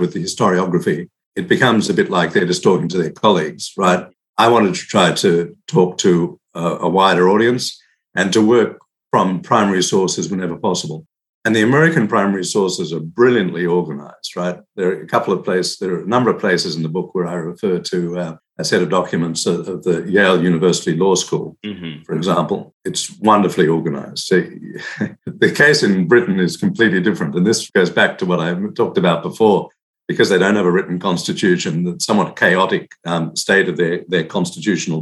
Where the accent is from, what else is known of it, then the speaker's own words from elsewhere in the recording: Australia; I'm actually from Australia